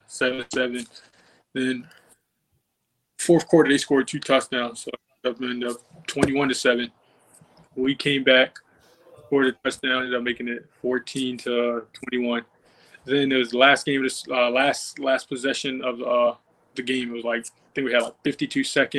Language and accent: English; Baltimore, Maryland, United States; I'm from Baltimore